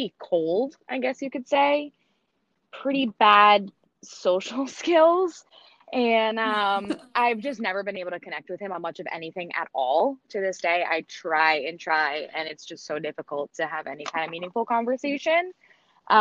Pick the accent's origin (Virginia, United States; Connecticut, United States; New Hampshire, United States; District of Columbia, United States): New Hampshire, United States; also born or lived in Florida; I grew up in New Hampshire, which is where I currently live as well.